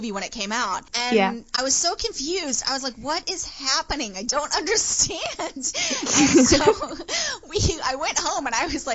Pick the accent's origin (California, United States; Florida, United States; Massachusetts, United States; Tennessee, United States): Tennessee, United States; Nashville; I was born in Nashville, Tennessee